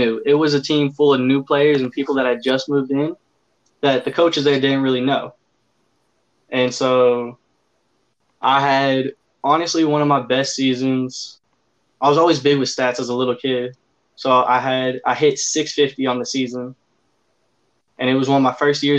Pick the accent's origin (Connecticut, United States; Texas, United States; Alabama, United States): Texas, United States; Forney; back to my hometown